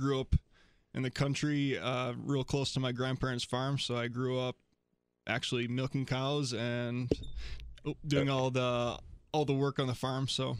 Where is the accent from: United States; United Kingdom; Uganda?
United States; Somerset, Wisconsin; Well, it's a little even more north of La Crosse. It's pretty much 45 minutes straight east, right about of Minneapolis, St.